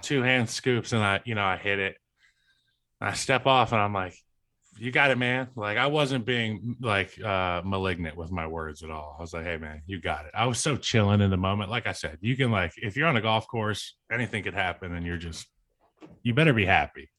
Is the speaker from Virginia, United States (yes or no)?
yes; Central Virginia, United States; Growing up in Central Virginia